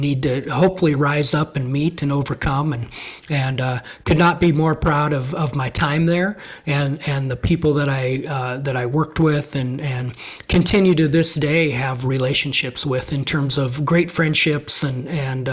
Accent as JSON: {"language": "English", "region": "Montana", "country": "United States", "tie": "born or raised there", "also_born_or_lived": "La Grande, Oregon", "moved": "as an adult", "lives_now": "Oregon, United States", "said": "growing up in Montana, it's just very much an outdoor environment."}